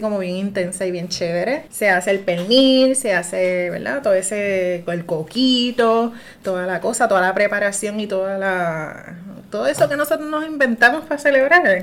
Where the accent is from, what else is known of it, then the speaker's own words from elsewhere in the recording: Puerto Rico; aquí en Puerto Rico